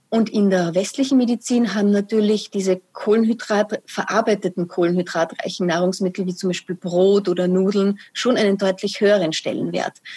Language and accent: German; Austria; also born or lived in Vienna; bei uns in Österreich